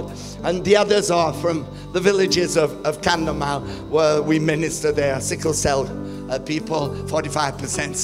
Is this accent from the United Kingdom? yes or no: yes; United Kingdom; moved away as an adult; also born or lived in New Zealand; now in India; I'm British actually from birth, but I travel on an Indian passport.